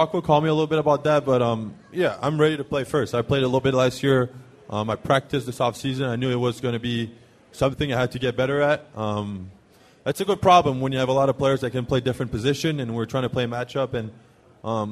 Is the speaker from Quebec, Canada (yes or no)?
yes; Montreal, Quebec, Canada; first language French; English is a second language; moved away as an adult; also born or lived in Auburn, Alabama; now in Minnesota, United States